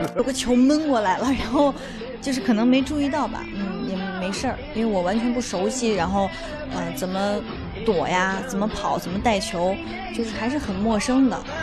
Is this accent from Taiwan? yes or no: no; Xi'an, Shaanxi, China; 我西安人嘛，陕西人，我喜欢吃粉蒸肉